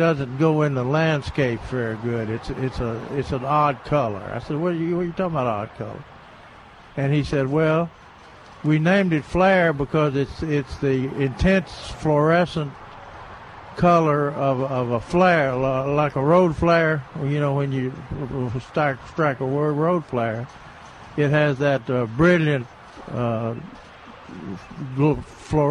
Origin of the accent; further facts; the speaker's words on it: Tennessee, United States; my hometown in Tennessee